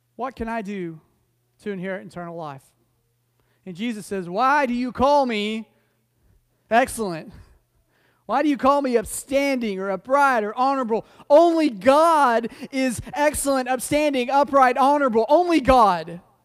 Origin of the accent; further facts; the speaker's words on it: Oklahoma City, Oklahoma, United States; moved away; when I was younger, I grew up in Oklahoma City